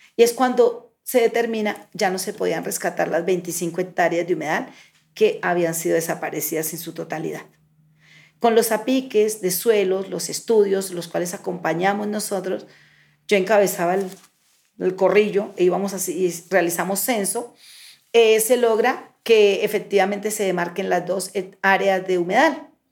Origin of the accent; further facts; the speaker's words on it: Pauna, Boyacá, Colombia; moved away as an adult; now in Bogotá, Colombia; hija de Boyacá, uno de los mejores departamentos de Colombia. Eh, soy hija de Cándido y Elena, dos campesinos en el municipio de Pauna, Boyacá